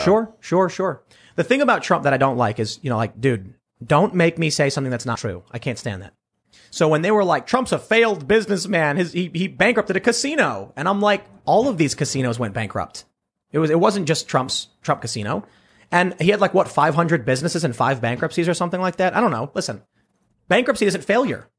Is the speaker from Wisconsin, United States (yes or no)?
no; Chicago, Illinois, United States; where I lived on the south side, it wasn't as crammed as, say, downtown or Manhattan